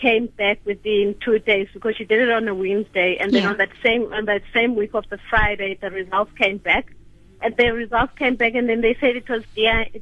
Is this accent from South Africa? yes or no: yes; Kokstad, KwaZulu-Natal, South Africa; now in Cape Town, South Africa; Family's all back in Cockstead because I'm from Cockstead.